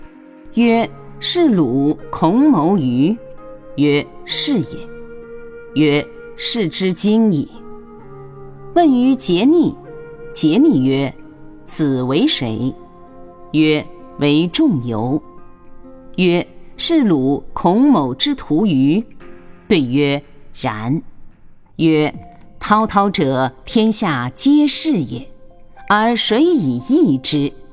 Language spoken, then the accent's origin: Chinese; China; 他们所画的祖师爷都是我们中国人